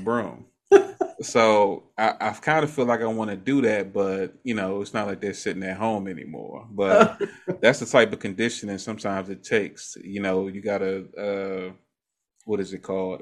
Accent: Maryland, United States; I grew up in Maryland

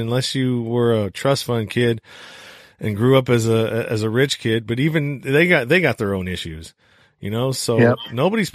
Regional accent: the Bay Area, California, United States; I come from California, which is a little bit more progressive and, you know, I'm from the Bay Area. So, you know, I guess I was raised in a more, melting pot kind of, situation

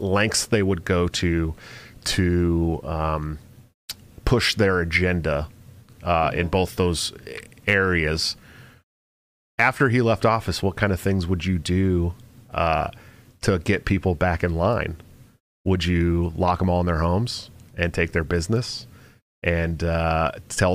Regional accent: California, United States; born or raised there; moved away

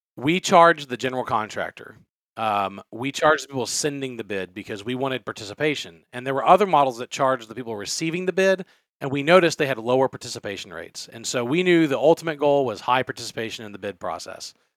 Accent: Louisiana, United States; I I was born and raised in Louisiana

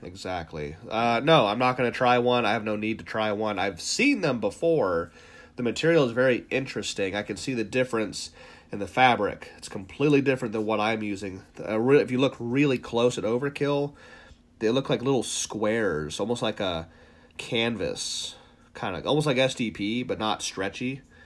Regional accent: Ohio, United States; We're from Ohio.

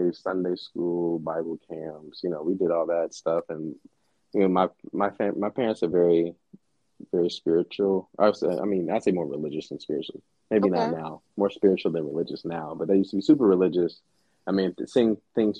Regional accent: Dallas, Texas, United States; also born or lived in Silver Spring, Maryland / Pittsburgh; Dallas raised me. Like, I call Dallas home

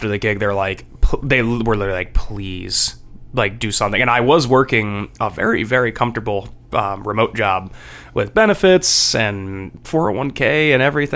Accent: Somerset, New Jersey, United States; now in Nashville, United States; Originally New Jersey. Somerset, New Jersey

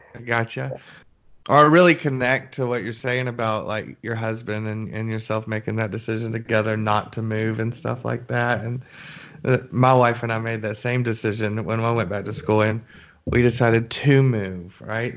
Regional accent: Birmingham, Alabama, United States; I'm from Birmingham

